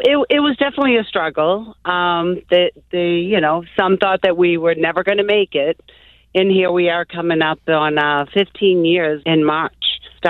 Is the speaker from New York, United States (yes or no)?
no; Boston, Massachusetts, United States; growing up in South Boston, and, you know, times were tough back then in the 60s and 70s